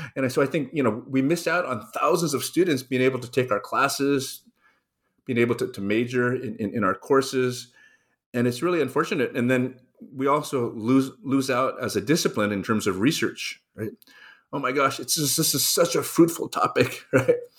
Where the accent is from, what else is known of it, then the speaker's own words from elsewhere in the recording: Los Angeles, California, United States; I grew up in Los Angeles. I was born on the east side of town, raised in the suburbs